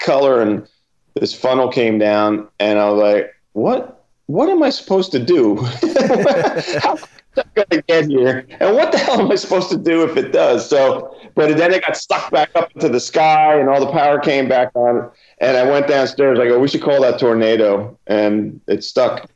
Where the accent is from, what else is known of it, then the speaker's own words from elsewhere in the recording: New Jersey, United States; I'm a kid from Jersey